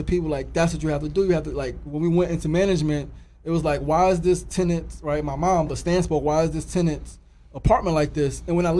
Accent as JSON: {"language": "English", "town": "New York City", "region": "New York", "country": "United States", "tie": "born or raised there", "also_born_or_lived": "South Jamaica, Queens", "said": "I mean, just 36-year-old dad, man. Brother just striving to make progress in our communities. Born in South Jamaica, Queens, raised in Queensbridge."}